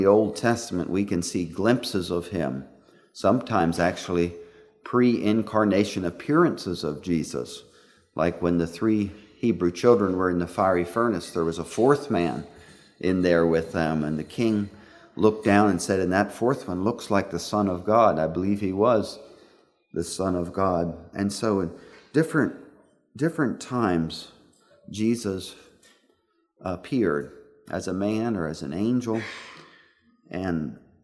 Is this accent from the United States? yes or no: yes; Pennsylvania, United States; I was a boy growing up in Pennsylvania